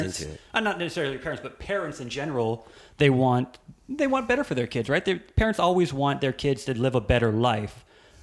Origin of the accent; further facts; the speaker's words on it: Hawaii, United States; also born or lived in California; I was born in Hawaii, but then my dad took my sister and I to California when we were kids. And I lived in California for 5 years. And I moved back to Hawaii when I was 8